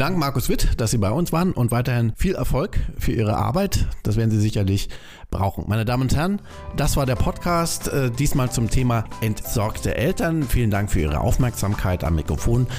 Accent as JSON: {"language": "German", "country": "Germany", "said": "Bei uns in Deutschland"}